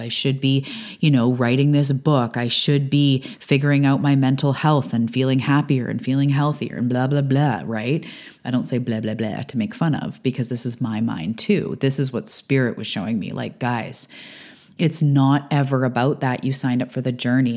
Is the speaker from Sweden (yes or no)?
no; Canada; also born or lived in Vancouver Island, British Columbia; I'm a Canadian living on the west coast of Canada on Vancouver Island